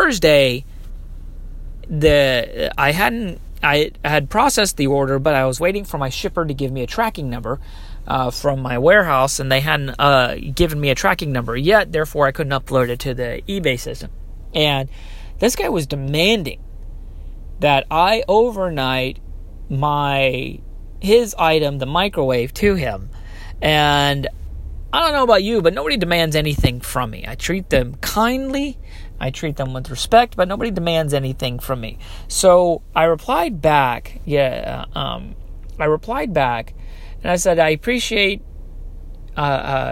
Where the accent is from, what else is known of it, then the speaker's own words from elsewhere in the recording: Texas, United States; moved away; I'm originally from Texas